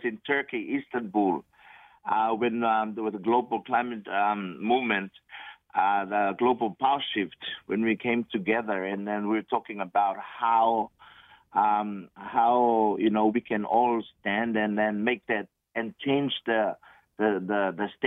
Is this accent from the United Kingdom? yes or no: no; Tokelau; moved away as an adult; also born or lived in Germany; now in Samoa; I was born and raised in Tokelau in 1978